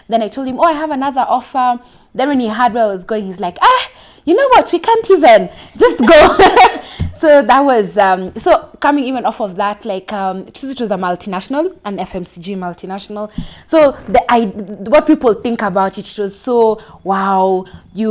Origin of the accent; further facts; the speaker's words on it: Mombasa, Mombasa County, Kenya; now in Nairobi, Kenya; I'm from Kenya. I grew up in Mombasa, now living in Nairobi.